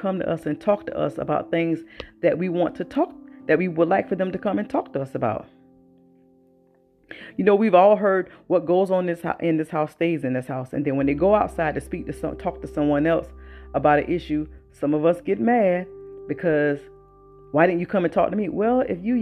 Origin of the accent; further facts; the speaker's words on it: the South, United States; I was born and raised in the South.